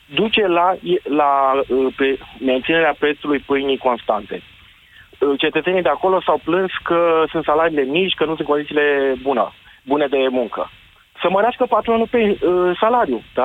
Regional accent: Târgu Jiu, Gorj, Romania; eu sunt din Gorj, din Târgu Jiu

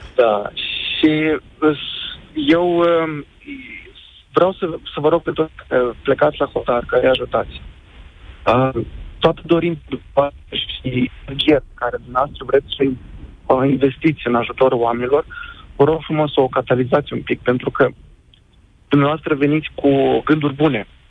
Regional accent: Moldova; also born or lived in Kyiv, Ukraine; now in Bucharest, Romania; Sunt originar din Republica Moldova

